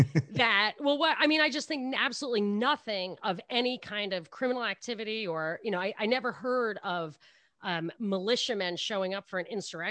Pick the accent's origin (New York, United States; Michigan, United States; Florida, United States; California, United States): New York, United States; Brooklyn; born there; It's, I was born in Brooklyn, though.